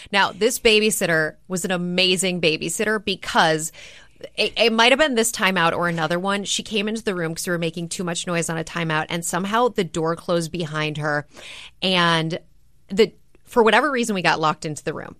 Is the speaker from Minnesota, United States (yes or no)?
yes; Minneapolis, Minnesota, United States; I grew up in Minneapolis, Minnesota.